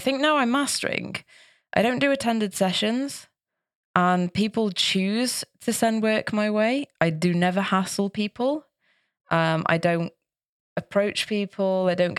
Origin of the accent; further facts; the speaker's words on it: Manchester, North West England, United Kingdom; yeah, it's never happened to me in Manchester. It was always in different places in the UK. So, I love my hometown and that's another reason why.